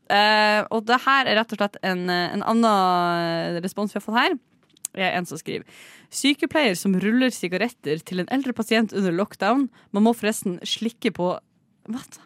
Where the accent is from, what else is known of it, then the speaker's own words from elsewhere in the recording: Bodø, Nordland, Norway; moved away; min gamle fastlege hjemme i Bodø